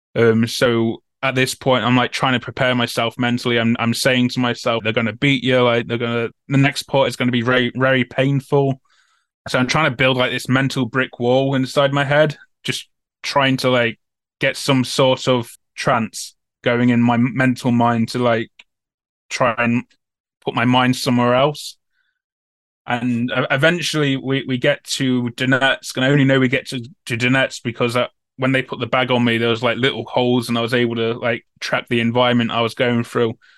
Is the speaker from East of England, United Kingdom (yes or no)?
no; Nottingham, East Midlands, United Kingdom; I'm from Nottingham as well